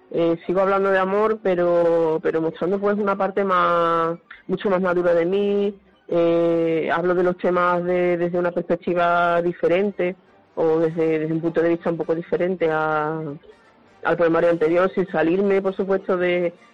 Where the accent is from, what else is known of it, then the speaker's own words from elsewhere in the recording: Huelva, Andalusia, Spain; yo soy de Huelva